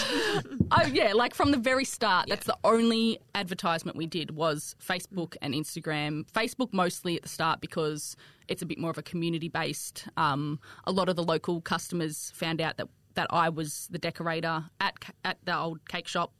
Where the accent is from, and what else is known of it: Australia; accent: bogan twang